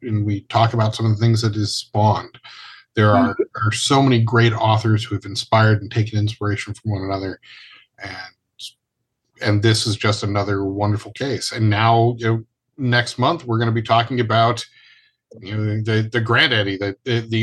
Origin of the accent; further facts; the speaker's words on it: Ireland; I am the Irishman